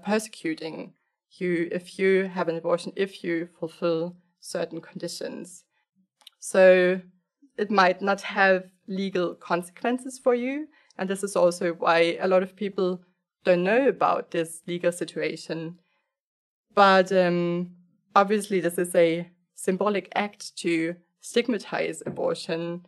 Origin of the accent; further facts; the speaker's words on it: Germany; I grew up in Germany